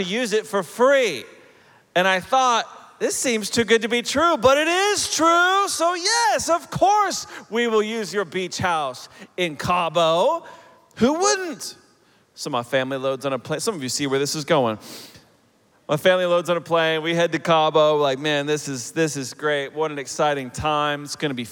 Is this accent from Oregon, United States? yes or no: no; Oklahoma City, Oklahoma, United States; also born or lived in Chicago area / Denver area; now in Denver, United States; I'm originally from Oklahoma. I grew up in Oklahoma City